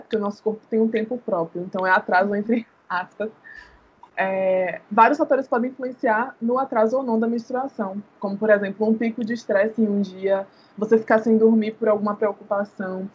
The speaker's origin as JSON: {"language": "Portuguese", "town": "Salvador", "region": "Bahia", "country": "Brazil", "tie": "born or raised there", "said": "nascida e criada em Salvador, aqui em Itapuã"}